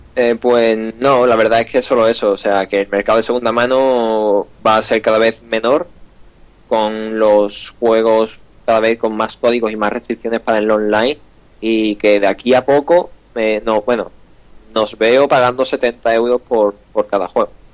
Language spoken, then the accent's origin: Spanish; Andalusia, Spain; accent: Andalusian; estoy intentando quitar mi acento andaluz